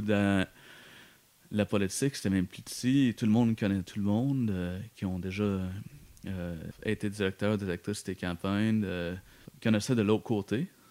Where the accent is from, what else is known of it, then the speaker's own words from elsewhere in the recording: Manchester, New Hampshire, United States; moved away as an adult; also born or lived in Providence, Rhode Island / Boston; now in Montreal, Canada; j'ai revenu euh, à, ma ville natale, Manchester, New Hampshire.